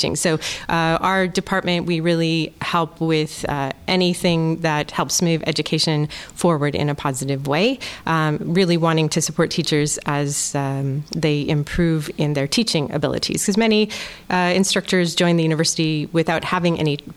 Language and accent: English; Kamloops, British Columbia, Canada; moved away as an adult; now in Groningen, Netherlands; I'm actually from Western Canada, a small city called Kamloops